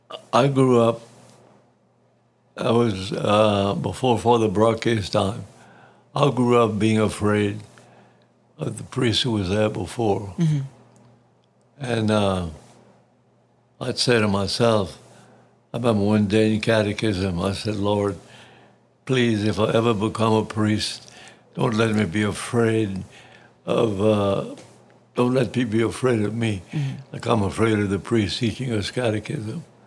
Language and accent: English; Sicily, Italy; As a little boy growing up in Sicilia, I just decided it was something I wanted to do.